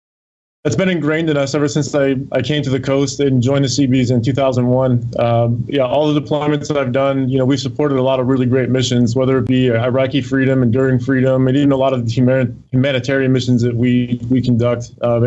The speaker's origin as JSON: {"language": "English", "town": "Rochester", "region": "New York", "country": "United States", "moved": "as an adult", "said": "I'm originally from Rochester, New York."}